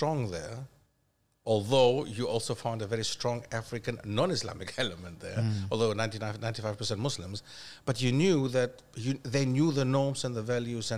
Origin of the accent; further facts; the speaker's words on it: Germany; now in United Kingdom; I grew up in Germany.